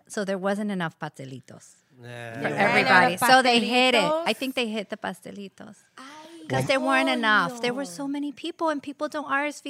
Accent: New York City, New York, United States; I was born and raised on 165th Street in Washington Heights

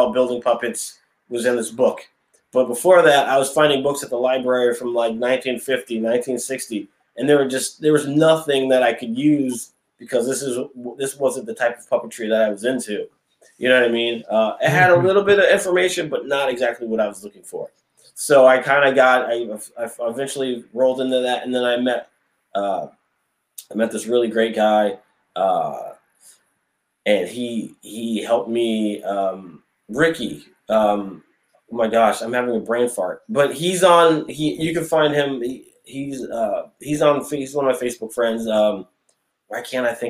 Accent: Springfield, Massachusetts, United States; also born or lived in Connecticut / Westfield, Massachusetts / Los Angeles / Las Vegas; So I'm originally from Springfield, Massachusetts. That's where I currently am now.

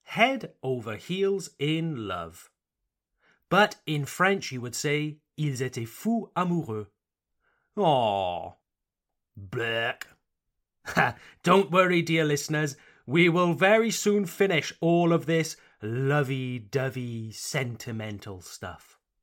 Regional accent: Wales, United Kingdom; I come from Wales

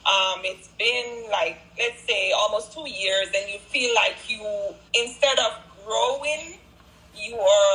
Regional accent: Jamaica; moved away; I'm originally from Jamaica.

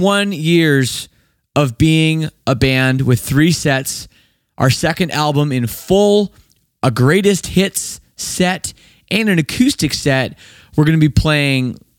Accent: Canada; I'm from Canada, just across the border.

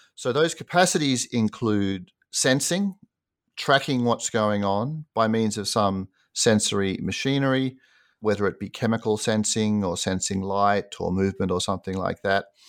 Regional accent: Sydney, New South Wales, Australia; moved away as an adult; also born or lived in United States; I grew up in Sydney, Australia, and did an undergraduate degree there

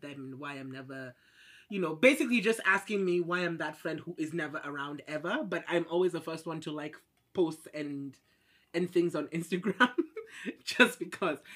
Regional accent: Kenya; moved away as an adult; now in Beijing, China; I'm Kenyan. I've been here for about five years.

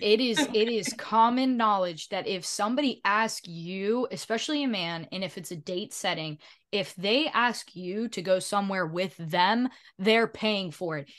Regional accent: the South, United States; I'm from the South

